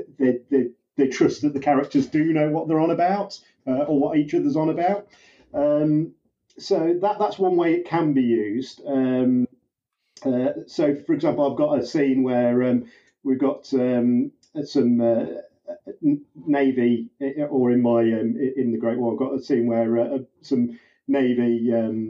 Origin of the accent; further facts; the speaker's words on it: United Kingdom; I'm the British cop